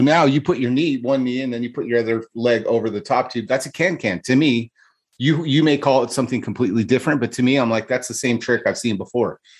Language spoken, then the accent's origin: English; California, United States; moved away as an adult; now in Arizona, United States; grew up in California and moved away 15 years ago, you know, I moved from California to Arizona